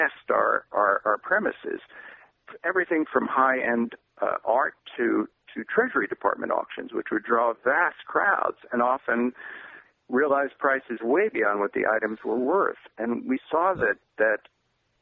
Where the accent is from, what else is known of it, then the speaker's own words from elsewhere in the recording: New York, United States; Growing up in New York, I went to auctions quite frequently